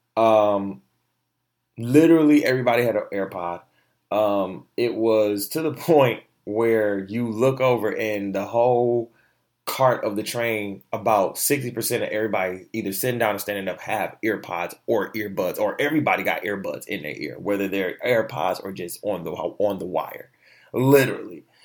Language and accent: English; Michigan, United States; also born or lived in Orlando, Florida; I'm from Michigan. I was born in Florida. Yes, I was born in Orlando, in Michigan, right? That, not born in Michigan.